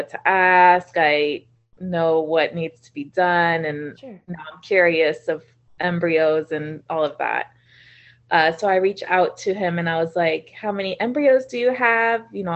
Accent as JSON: {"language": "English", "town": "Orlando", "region": "Florida", "country": "United States", "tie": "born or raised there", "said": "I was born and raised in Orlando"}